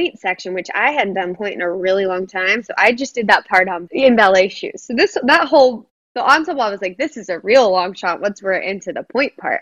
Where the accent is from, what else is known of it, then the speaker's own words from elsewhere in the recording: Dallas, Texas, United States; moved away; who I grew up dancing with in Dallas